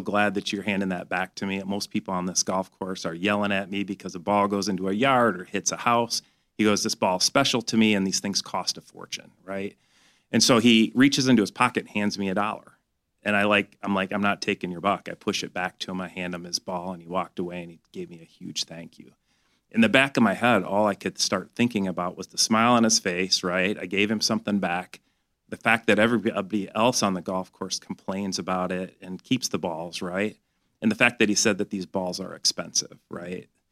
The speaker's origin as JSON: {"language": "English", "town": "Grand Blanc", "region": "Michigan", "country": "United States", "tie": "born or raised there", "said": "I grew up in Grand Blanc, which is about an hour north of here"}